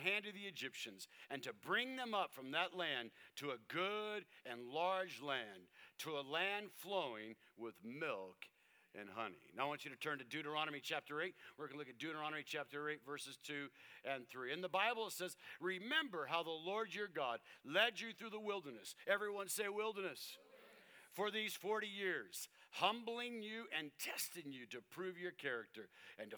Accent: Tucson, Arizona, United States; I lived in Tucson, Arizona

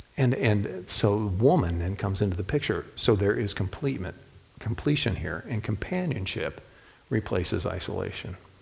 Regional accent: Toledo, Ohio, United States; I was born and raised in Toledo

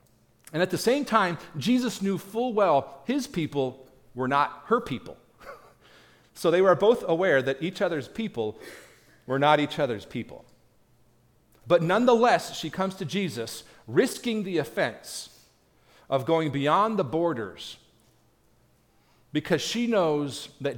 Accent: Tennessee, United States; So now I tell them, of course, I'm from God's country, East Tennessee. Because that's just true, y'all.

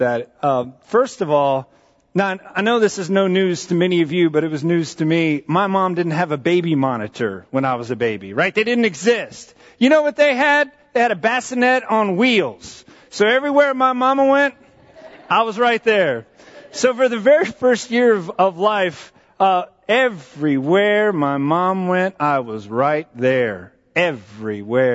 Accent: San Antonio, Texas, United States; also born or lived in Maryland; We were living in Maryland when I was in elementary school, and we moved to Texas

